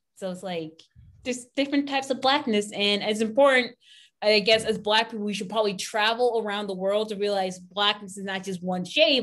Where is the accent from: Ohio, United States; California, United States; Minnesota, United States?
Ohio, United States; Pennsylvania; we grew up in Ohio, Pennsylvania